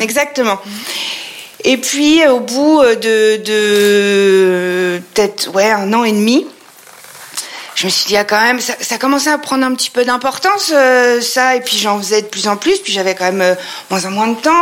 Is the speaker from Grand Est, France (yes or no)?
yes; Troyes, Grand Est, France; also born or lived in Paris; je viens de Troyes, nous sommes à Troyes et je viens de Troyes. Euh, ça fait donc 40 euh, bah, ans que je suis installée ici